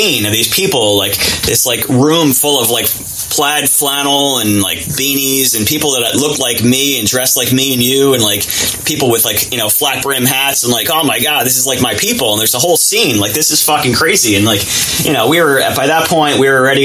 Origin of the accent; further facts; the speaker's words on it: Jersey Shore, New Jersey, United States; growing up in Jersey Shore